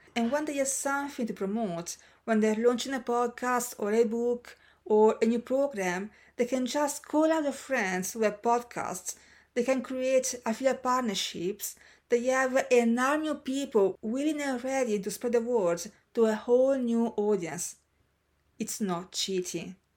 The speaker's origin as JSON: {"language": "English", "country": "Senegal", "tie": "born or raised there", "moved": "as an adult", "said": "Senegal, my hometown"}